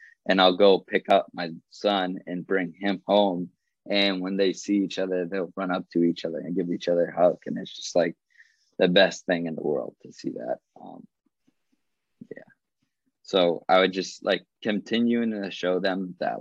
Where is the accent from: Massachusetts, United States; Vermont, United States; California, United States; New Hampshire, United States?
Massachusetts, United States; born or raised there